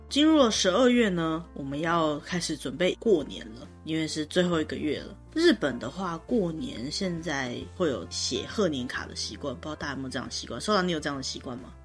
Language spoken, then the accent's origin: Chinese; Taiwan; 我们台湾人不是很常会觉得说喜帖就像红色炸弹一样